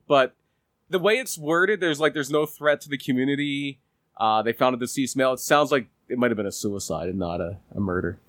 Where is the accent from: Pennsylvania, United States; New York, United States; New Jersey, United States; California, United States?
Pennsylvania, United States; Collingdale; I am from Collingdale.